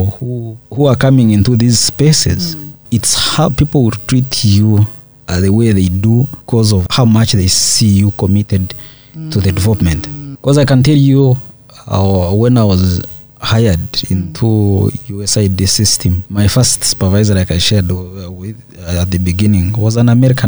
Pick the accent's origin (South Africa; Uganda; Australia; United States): Uganda; Ntungamo, Western Region; moved away as an adult; now in Kampala, Uganda; I come from Ntungamo